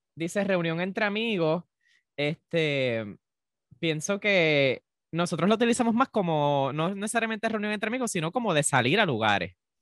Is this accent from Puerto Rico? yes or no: yes; Puerto Rico; nosotros los puertorriqueños